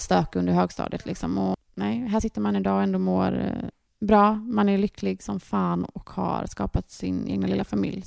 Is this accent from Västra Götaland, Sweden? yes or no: yes; Gothenburg, Västra Götaland, Sweden; vi är uppvuxna här ute i Torslanda